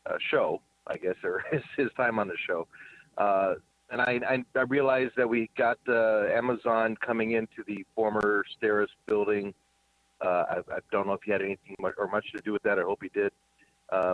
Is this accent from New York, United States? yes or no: no; Cleveland, Ohio, United States; now in Erie, United States; I'm not from Erie. I'm from Cleveland, Ohio.